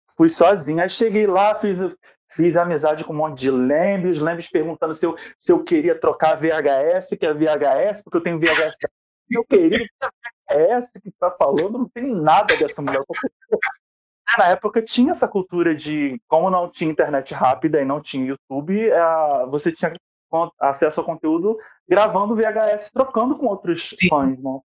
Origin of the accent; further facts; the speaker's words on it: Rio de Janeiro, Brazil; Eu sou professor, sou do Rio de Janeiro